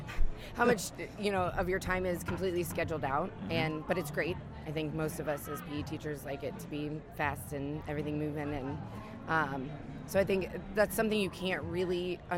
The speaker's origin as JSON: {"language": "English", "region": "British Columbia", "country": "Canada", "said": "I'm from Canada"}